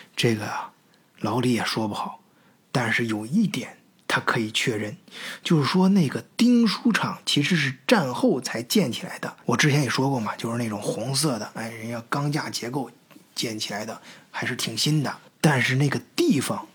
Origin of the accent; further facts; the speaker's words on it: China; moved away; also born or lived in Germany; 我们那都是，呃，从小在国内长大的